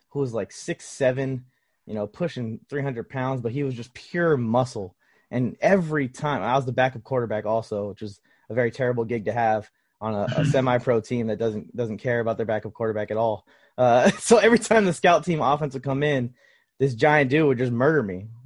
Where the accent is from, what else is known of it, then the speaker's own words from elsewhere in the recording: Los Angeles, California, United States; I grew up in Los Angeles